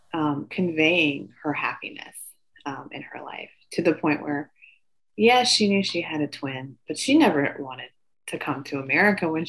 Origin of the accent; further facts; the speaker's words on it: Midwest, United States; I'm familiar with being Asian American, growing up in the Midwest.